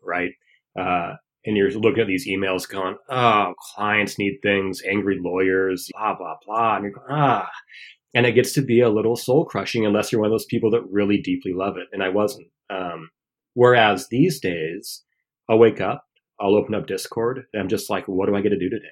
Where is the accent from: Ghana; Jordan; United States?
United States; Washington; being a eleven-year-old reading the local paper in my hometown of Washington State